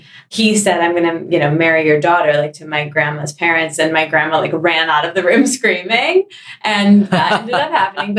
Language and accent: English; East Lansing, Michigan, United States; now in New York, United States; And so I grew up in Michigan.